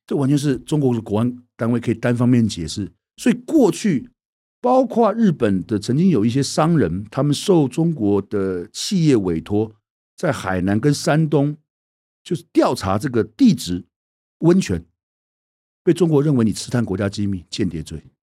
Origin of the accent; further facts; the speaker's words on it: Taiwan; 过去我们所受的教育，在台湾